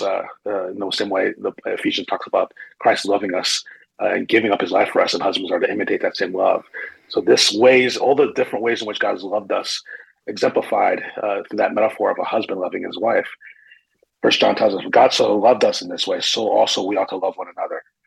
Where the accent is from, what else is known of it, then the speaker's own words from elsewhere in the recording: northern New Jersey, United States; moved away as an adult; also born or lived in Brooklyn, New York / Chicago area; now in Phoenix, United States; I was born in Brooklyn. I grew up in northern New Jersey